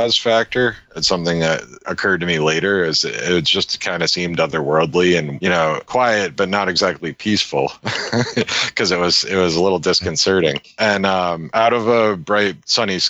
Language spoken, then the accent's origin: English; Worcester, Massachusetts, United States; I was at work one day in Worcester